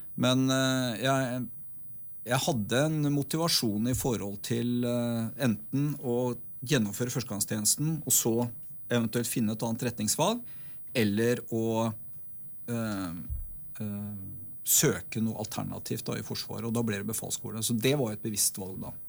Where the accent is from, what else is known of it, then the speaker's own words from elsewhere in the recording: Oslo, Norway; now in Stryn, Norway; jeg er født og oppvokst i Oslo. Eh, på østkanten av byen